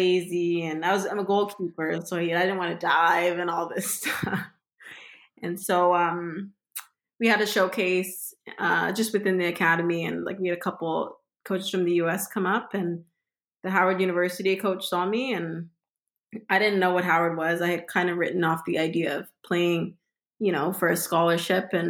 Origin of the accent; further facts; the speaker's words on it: Brampton, Ontario, Canada; also born or lived in Washington, D.C., United States; I grew up playing in Brampton